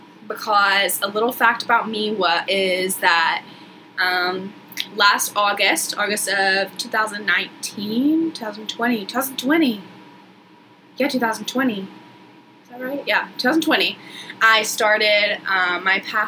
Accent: Chattanooga, Tennessee, United States; also born or lived in South Georgia, United States; now in Charleston, United States; I grew up in South Georgia and moved to Chattanooga, Tennessee when I was about in third grade. You know, went to elementary school, high school, middle school, all the good stuff there

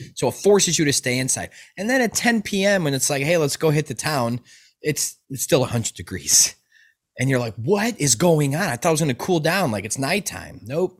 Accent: Chicago, Illinois, United States; also born or lived in Nevada; now in California, United States; I'm from Chicago, so I used to deal with that growing up.

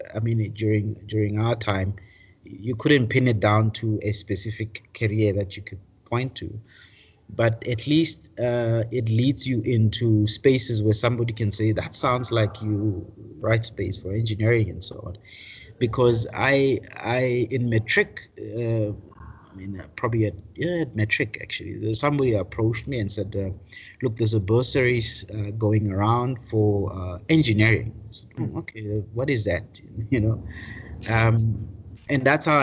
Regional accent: Daveyton, Gauteng, South Africa; also born or lived in Pretoria; grew up in the East Rand, in Daveyton

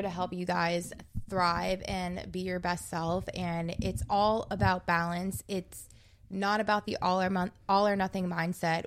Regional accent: New Jersey, United States; I'm from New Jersey

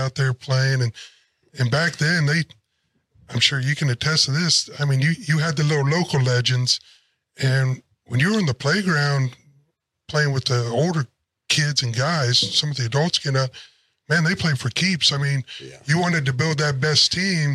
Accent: Dayton area, Ohio, United States; moved away; I came from the Dayton area, Pickle, Ohio

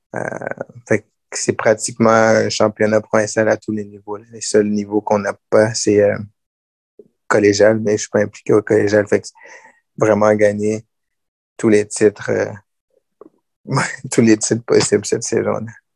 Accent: Gatineau, Quebec, Canada; J'ai grandi à Gatineau.

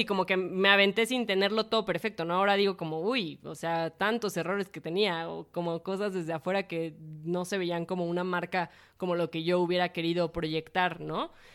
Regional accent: Mexico

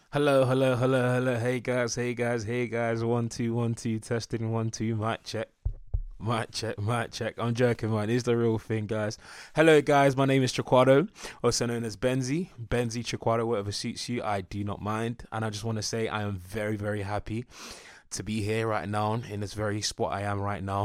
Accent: Enfield, London, United Kingdom; I'm a North Londoner. North London is the best, do you know what I'm saying? Born and raised, Enfield

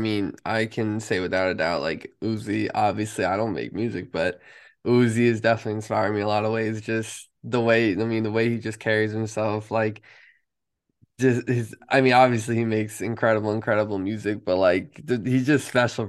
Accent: New York, United States; I'm from New York. My knowledge of California is, unfortunately, not that good.

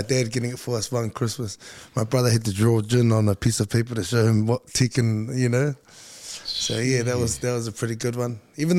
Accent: Napa, California, United States; also born or lived in Brisbane; now in Australia; as much as I was born and raised in Napa, I think I learned everything, you know, through my teenage years, I picked up a lot of everything that I know in Australia. So Brisbane's still very much home to me

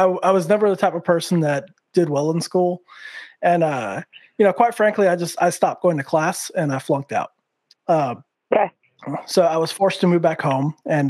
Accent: Santa Fe, New Mexico, United States; also born or lived in Las Cruces, New Mexico; Originally from New Mexico, Santa Fe, New Mexico, born and raised.

